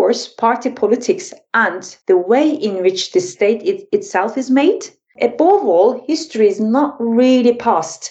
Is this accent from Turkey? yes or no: yes; Turkey; I'm actually from Turkey